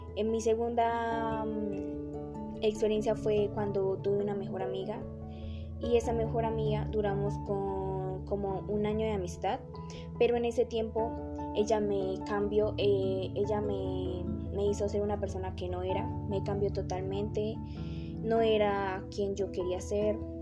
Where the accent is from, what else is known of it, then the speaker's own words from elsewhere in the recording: Sogamoso, Boyacá, Colombia; soy de Sogamoso, estudio en el Colegio Politécnico Álvaro González Santana, eh, llevo 12 años en esta institución